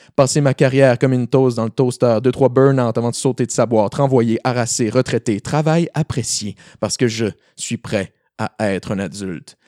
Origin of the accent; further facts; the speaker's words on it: Rimouski, Quebec, Canada; je viens de ben, principalement de Rimouski. Euh, j'ai passé pas mal toute mon école là-bas